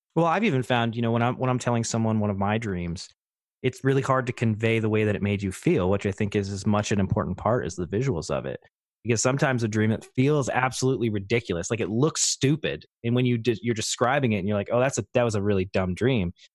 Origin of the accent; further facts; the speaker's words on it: Troy, Pennsylvania, United States; I grew up in northeastern Pennsylvania, little town named Troy